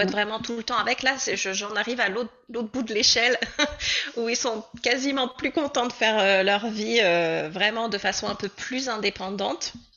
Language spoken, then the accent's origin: French; Normandy, France; moved away as an adult; now in Comox, Canada; je viens de France, plus précisément de Normandie. Et puis, bah, désormais, en fait, j'habite à Comox, sur l'île de Vancouver